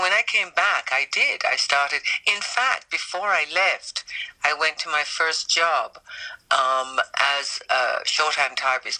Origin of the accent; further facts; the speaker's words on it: Jamaica; I was from Jamaica